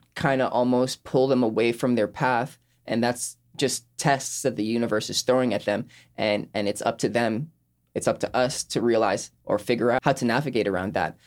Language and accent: English; Sint Maarten; moved away; I was born and raised on Saint Martin